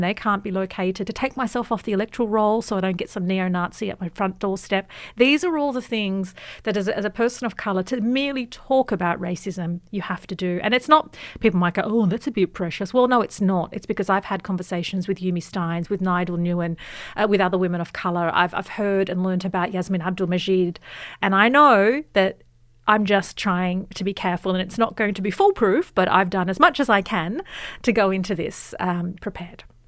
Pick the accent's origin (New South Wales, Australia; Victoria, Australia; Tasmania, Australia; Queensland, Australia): New South Wales, Australia; Sydney; I grew up in Western Sydney